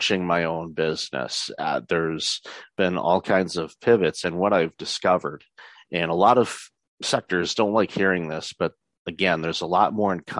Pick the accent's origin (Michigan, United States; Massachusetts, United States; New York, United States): Michigan, United States; Detroit; moved away as an adult; now in Canada; I'm originally from the Metro Detroit area and lived there for the first quarter century of my life